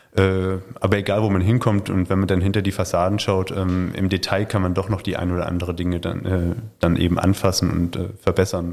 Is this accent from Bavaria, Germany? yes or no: no; Hesse, Germany; moved away as an adult; also born or lived in Chemnitz / Suhl / Schwerin / Esslingen; now in Württemberg, Germany; ich bin in Hessen groß geworden, bin dann nach Chemnitz zum Studieren gegangen